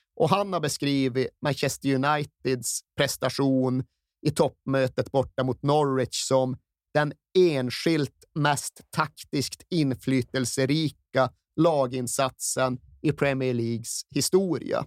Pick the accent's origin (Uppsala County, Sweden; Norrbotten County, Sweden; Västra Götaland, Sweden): Norrbotten County, Sweden; Malmberget; jag satt hemma i Malmberget